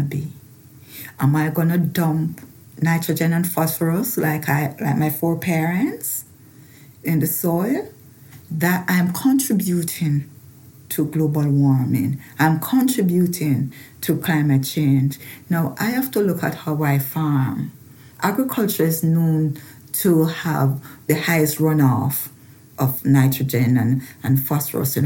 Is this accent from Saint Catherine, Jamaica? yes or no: no; Clarendon, Jamaica; moved away as an adult; now in Maryland, United States; I grew up in central Jamaica, Clarendon, to be exact.